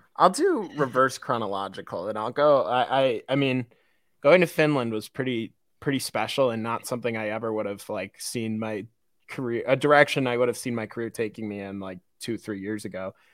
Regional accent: Midwest, United States; I'm a Midwesterner who grew up on on a river and went to lakes and stuff

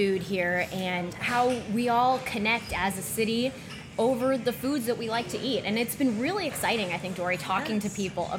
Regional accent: St. Louis, Missouri, United States; I've already gotten to know my hometown better.

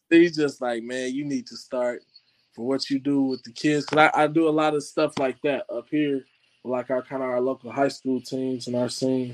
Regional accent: Indianapolis, Indiana, United States; I'm from Indianapolis, Indiana

